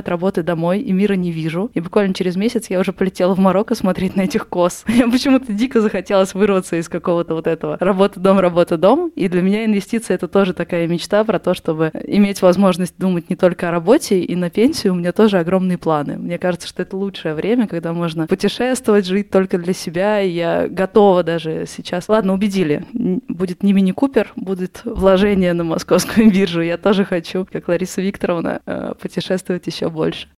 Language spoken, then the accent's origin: Russian; Moscow, Russia; Москва, мой родной город